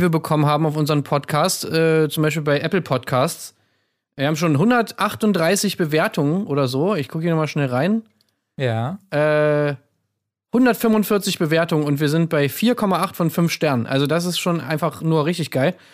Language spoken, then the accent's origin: German; East Germany, Germany; Ich bin ja selber aus dem Osten